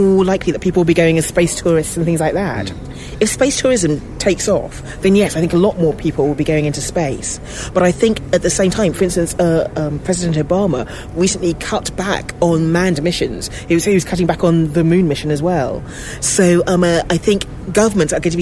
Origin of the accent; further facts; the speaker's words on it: London, United Kingdom; as a black kid growing up in London